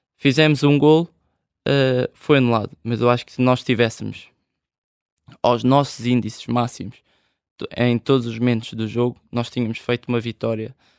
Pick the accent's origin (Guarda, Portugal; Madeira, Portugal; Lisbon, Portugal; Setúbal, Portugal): Lisbon, Portugal; Olival Basto; also born or lived in Charneca; a minha infância sempre foi ali no Olival Baixo, mesmo no ringue do Grob